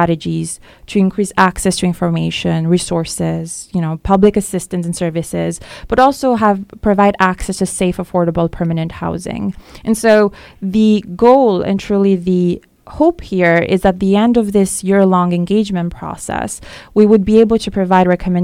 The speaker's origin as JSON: {"language": "English", "town": "Paris", "region": "Île-de-France", "country": "France", "tie": "born or raised there", "also_born_or_lived": "Albania / Staten Island, New York", "second_language": "English", "moved": "as an adult", "lives_now": "New York City, United States", "said": "I was born in Albania, but I grew up as an asylum seeker in France, and then ended up becoming an immigrant here in the United States when I was 18"}